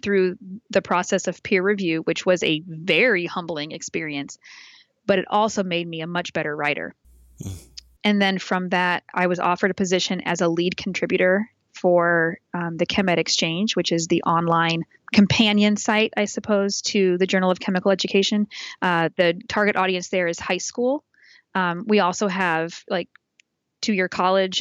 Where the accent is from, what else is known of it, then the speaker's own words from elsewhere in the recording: Indianapolis, Indiana, United States; I was the co-coordinator when the ACS National was in Indianapolis in my hometown